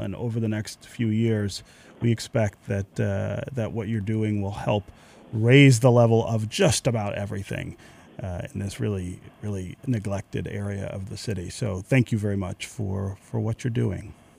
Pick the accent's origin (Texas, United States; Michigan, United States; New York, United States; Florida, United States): Michigan, United States; Detroit; the house my family lived in when I was born on Tuxedo Street on Detroit's west side